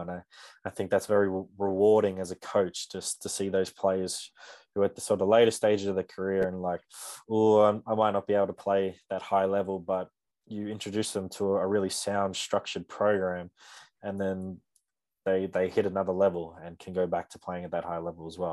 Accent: Canberra, Australian Capital Territory, Australia; I'm born and raised in Canberra as well

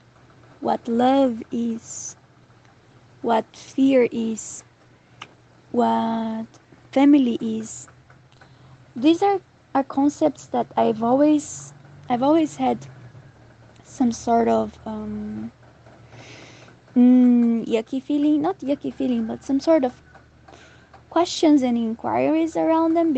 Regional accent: Brazil; moved away as an adult; also born or lived in Europe / Southeast Asia; When I left Brazil 2 years ago

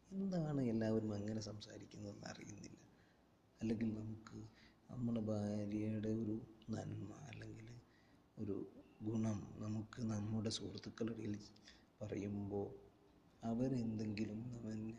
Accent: Kozhikode, Kerala, India; now in Saudi Arabia; ഞാനൊരു കോഴിക്കോട്ടുകാരനാണ്

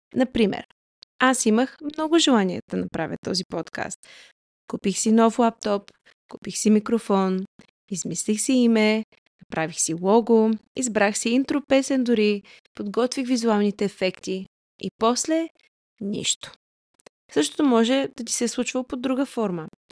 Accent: Varna, Varna Province, Bulgaria; moved away; also born or lived in Canada; Родом съм от Варна, но съм прекарала по-голямата част от съзнателният си живот в Канада.

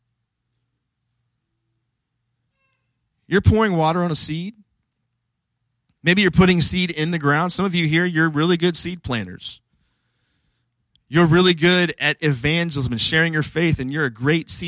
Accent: Washington, D.C. area, District of Columbia, United States; I grew up in the Washington, D.C. area

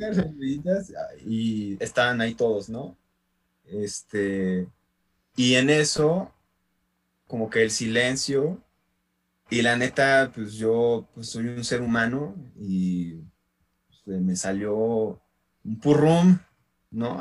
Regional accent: San Andrés Tetepilco, Mexico City, Mexico; aquí en, este, en, mi pueblo, en San Andrés de Tepilco

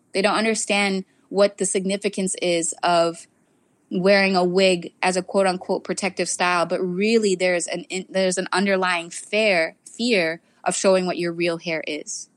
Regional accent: South Florida, United States; I grew up in South Florida

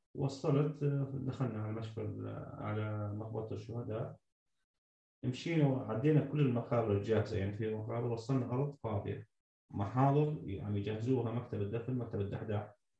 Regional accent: Syria; moved away; also born or lived in Damascus; انا كمواطن سوري

